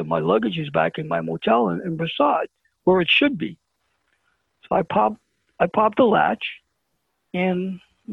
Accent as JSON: {"language": "English", "town": "New York City", "region": "New York", "country": "United States", "also_born_or_lived": "New Jersey", "said": "I'm from Brooklyn"}